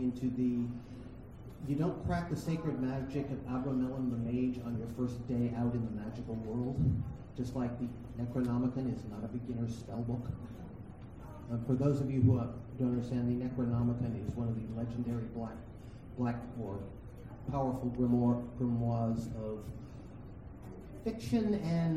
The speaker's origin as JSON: {"language": "English", "region": "New England", "country": "United States", "said": "I'm from New England. We've got nasty spirits every 10 or 15 miles"}